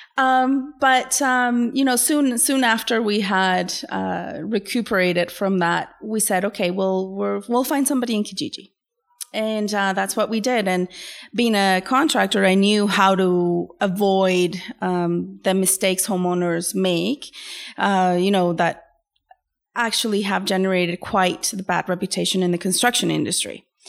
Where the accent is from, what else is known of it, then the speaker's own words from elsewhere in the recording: Venezuela; now in Canada; I am originally from Venezuela